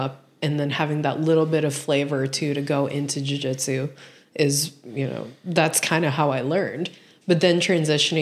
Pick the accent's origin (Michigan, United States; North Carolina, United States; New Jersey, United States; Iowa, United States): Iowa, United States; Des Moines; moved away; I was born and raised in the Midwest.